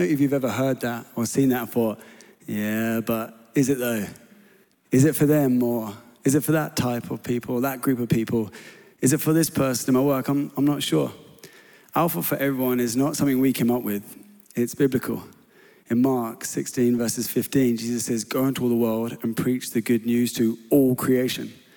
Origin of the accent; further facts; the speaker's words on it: England, United Kingdom; I was known as the English lad living on this church property